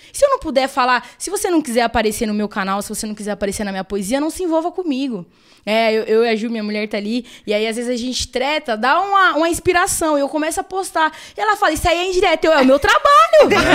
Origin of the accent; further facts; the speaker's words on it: São Paulo, Brazil; sou nascida e criada no Capão